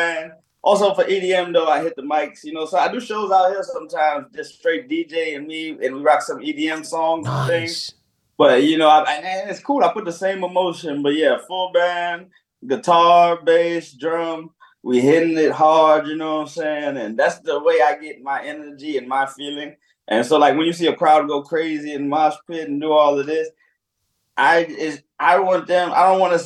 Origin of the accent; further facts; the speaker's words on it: Texas, United States; moved away as an adult; now in Nantes, France; I'm from Texas